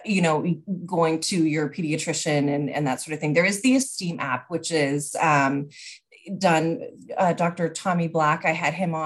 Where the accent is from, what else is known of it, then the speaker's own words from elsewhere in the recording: British Columbia, Canada; as a Canadian